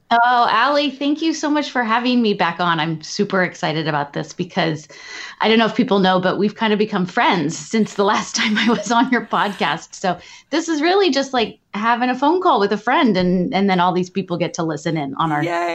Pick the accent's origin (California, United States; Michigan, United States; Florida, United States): California, United States; Southern; I am from Southern California